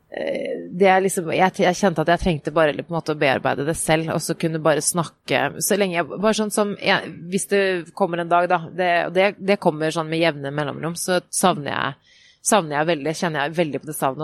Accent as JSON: {"language": "Norwegian", "region": "Oslo", "country": "Norway", "tie": "born or raised there", "said": "Jeg er jo vokst opp der hvor jeg bor nå."}